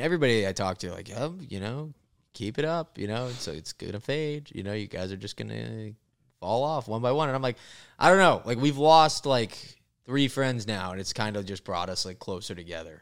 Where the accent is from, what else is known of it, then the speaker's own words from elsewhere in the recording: Florida, United States; moved away; also born or lived in Los Angeles; I'm from Florida